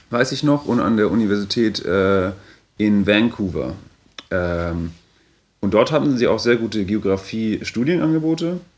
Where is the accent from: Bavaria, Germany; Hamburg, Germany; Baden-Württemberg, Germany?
Bavaria, Germany; der war vorher an der Uni in äh, Erlangen, in, in Franken, wo ich herkomme.